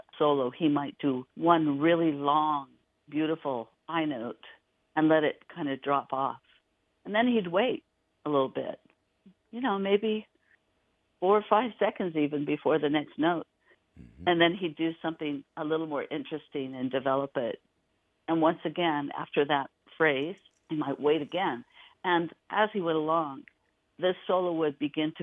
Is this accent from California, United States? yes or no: yes; Oroville, California, United States; I'm from a town you've never heard of called Oroville, California